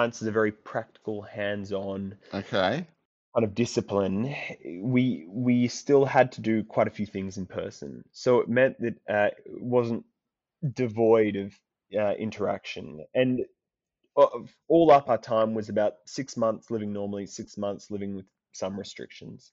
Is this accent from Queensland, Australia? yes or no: no; Sydney, New South Wales, Australia; moved away as an adult; now in Oxford, United Kingdom; So I grew up on the outskirts of Sydney, kind of around Dural, Cherrybrook.